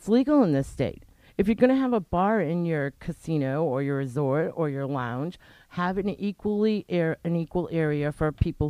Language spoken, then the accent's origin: English; Rhode Island, United States; And you can tell we're from Rhode Island.